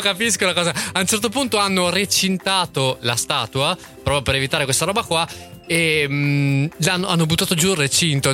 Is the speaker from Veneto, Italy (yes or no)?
yes; Verona, Veneto, Italy; a noi da veronesi